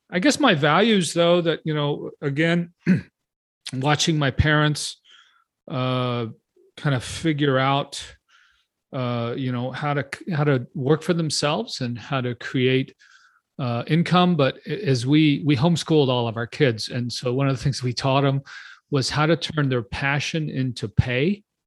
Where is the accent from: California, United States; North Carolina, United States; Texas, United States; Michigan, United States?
Texas, United States; also born or lived in Houston; I'm from Texas. I live outside of Austin.